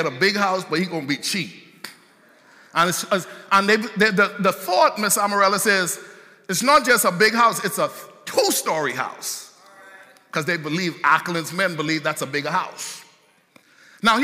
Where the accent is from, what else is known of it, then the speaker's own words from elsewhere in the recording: Bahamas; moved away; I grew up in the Bahamas